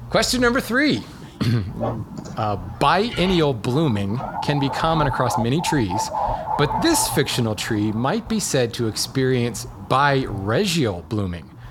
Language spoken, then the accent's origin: English; Hawaii, United States; I grew up in Hawaii